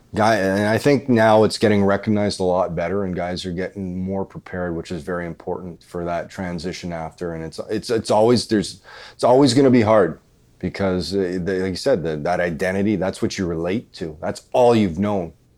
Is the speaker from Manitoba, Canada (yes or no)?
yes; about an hour from Dauphin, Manitoba, Canada; Dauphin, Manitoba, which is about an hour away from my hometown.